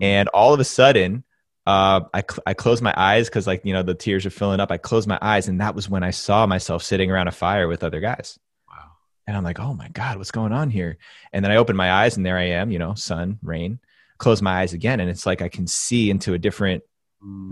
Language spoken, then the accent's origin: English; New Jersey, United States; I'm actually from New Jersey. I grew up about seven miles as the crow flies from downtown Manhattan.